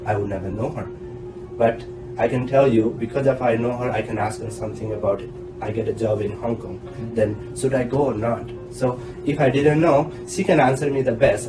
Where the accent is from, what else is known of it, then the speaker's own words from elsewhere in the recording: India; moved away as an adult; now in Taiwan; As an Indian